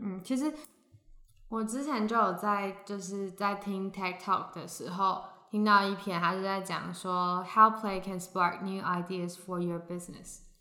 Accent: Hsinchu, Taiwan; 我们是两个来自新竹的风之女子

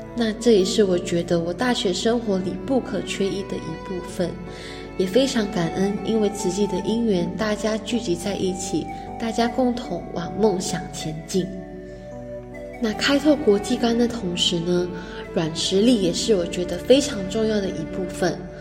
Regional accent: Malaysia; moved away as an adult; now in Hualien, Taiwan; 来自马来西亚

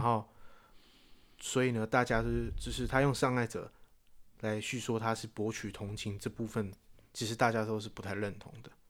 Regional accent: Taiwan; 不是我们台湾出生

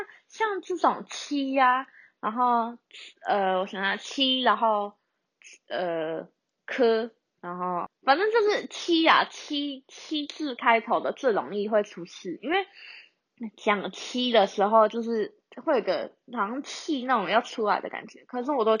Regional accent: Taiwan; 香港人也说我是马来西亚人，马来西亚人也问我是不是马来西亚人。啊，就然后台湾人之前也有人问我说，你是不是外籍生？我真的头很痛。我就说，呃，我不是，就是台湾人，只是发音不清楚。

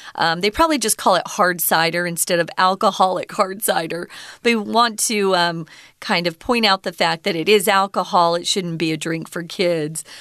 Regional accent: Mesa, Arizona, United States; all of East Mesa, where I grew up, was just orange orchard after orange orchard

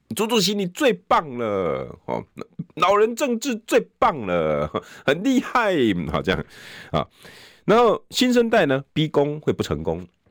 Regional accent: New Taipei, Taiwan; 我都是新北人

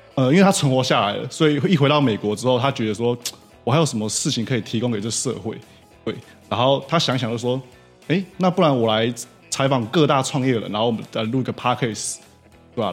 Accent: Taiwan; 但是我觉得我们台湾人 很多啊，现在很多人大概都很缺， 缺乏这种能力

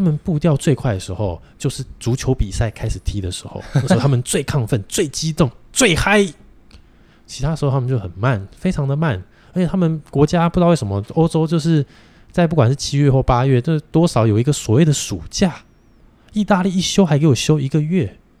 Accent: Taiwan; also born or lived in Japan; 台湾人跟日本人两个民族性就， 就八竿子都打不着了

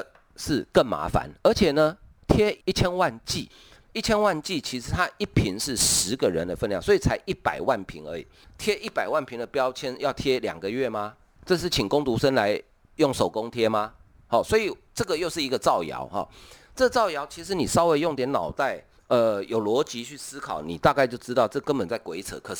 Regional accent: Taiwan; 好，真的用一句我们台湾话，我不晓得中国的朋友听不听不懂哈

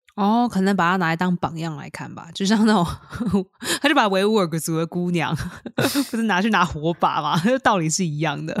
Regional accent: Taiwan; 身为一个台湾人

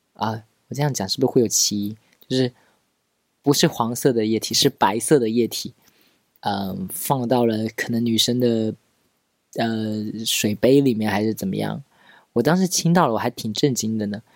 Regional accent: Pingtan, Fujian, China; 我命是那个我们平台的方言

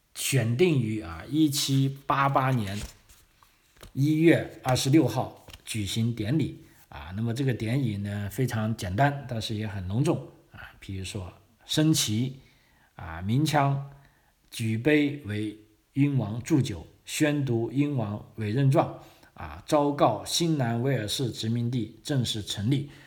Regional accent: China; moved away as an adult; now in Australia; 作为我们新移民啊，啊，尤其像中国这个古老的中华帝国，有几千年历史 啊，就无论怎么样，我们身上都留有这些血脉，啊，我们从小都接受的，跟在澳大利亚这些是完全不同的一种情况

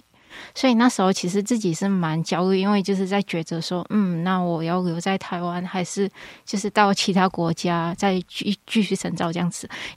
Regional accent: Malaysia; moved away as an adult; now in Hualien, Taiwan; 我是马来西亚人。

